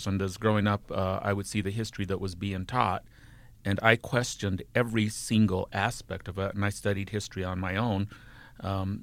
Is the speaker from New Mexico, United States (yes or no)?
yes; New Mexico, United States; first language Spanish; English is a second language; now in Utah, United States; my early childhood was in New Mexico, so Spanish was my first language in 16th century Castilian Spanish